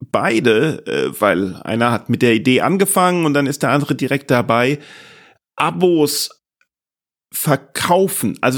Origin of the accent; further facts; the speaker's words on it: Boston, Massachusetts, United States; now in Germany; Aus Boston. Ah, ja. Ich komme aus Boston.